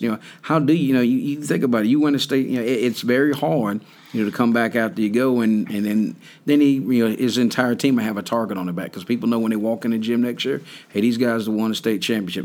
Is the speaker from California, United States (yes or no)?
no; North Carolina, United States; me growing up in North Carolina.